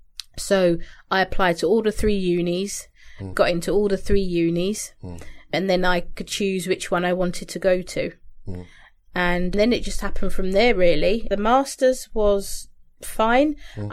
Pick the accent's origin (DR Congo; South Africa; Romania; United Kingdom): United Kingdom; London; I came from London, random girl. I ended up in somewhere outside of Manchester, where I hasten to say there's not many black girls roaming around